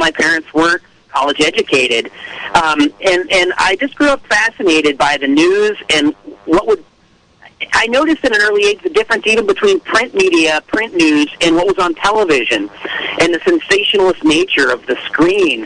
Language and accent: English; outside of Pittsburgh, Pennsylvania, United States; I was born and raised outside of Pittsburgh, Pennsylvania, in a working class family